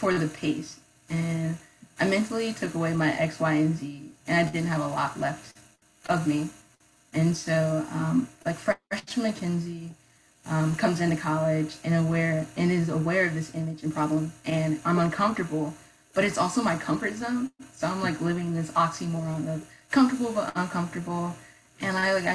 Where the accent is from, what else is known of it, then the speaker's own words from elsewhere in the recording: Columbus, Ohio, United States; moved away as an adult; now in Athens, United States; I grew up in Columbus